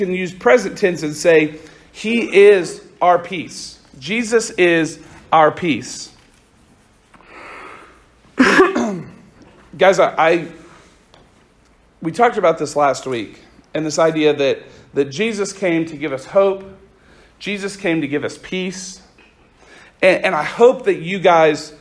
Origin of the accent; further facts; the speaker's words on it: Oklahoma, United States; I'm from a little town just a little bit outside of Oklahoma City is where I grew up.